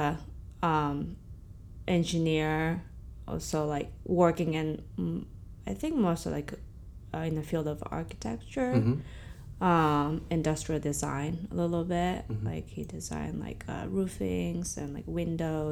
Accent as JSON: {"language": "English", "town": "Chofu", "region": "Tokyo", "country": "Japan", "tie": "born or raised there", "moved": "as an adult", "lives_now": "Brooklyn, New York, United States", "said": "Born and raised in Tokyo"}